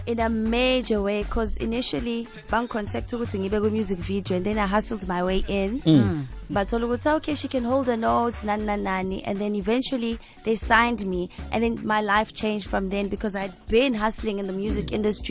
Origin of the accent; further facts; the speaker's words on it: Durban, KwaZulu-Natal, South Africa; I'm from Durban.